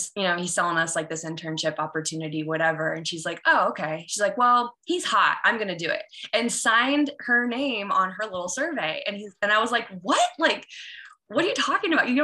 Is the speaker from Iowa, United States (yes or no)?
yes; Iowa, United States; I grew up in Iowa, very small town